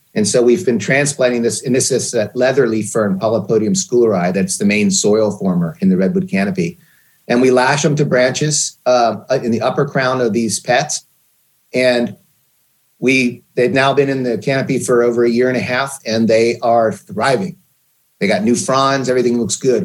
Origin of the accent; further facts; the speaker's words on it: Pennsylvania, United States; moved away as an adult; also born or lived in Portland, Oregon; I grew up in Pennsylvania